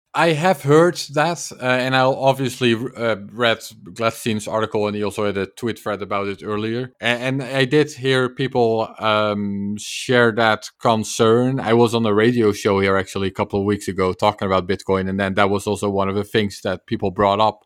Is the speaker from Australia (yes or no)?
no; Netherlands; I'm from the Netherlands